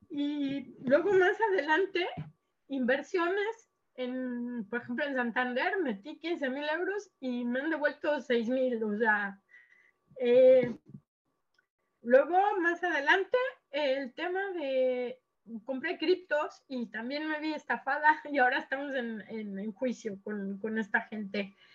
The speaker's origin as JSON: {"language": "Spanish", "country": "Mexico", "lives_now": "Lleida, Spain", "said": "yo soy mexicana, pero ahora mismo vivo en Sor en, en Lleida."}